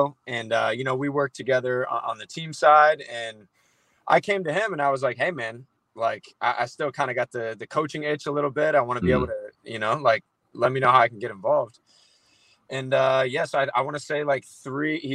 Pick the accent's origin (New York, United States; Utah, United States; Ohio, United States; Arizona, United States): Arizona, United States; Scottsdale; I'm from Arizona, Scottsdale, to be specific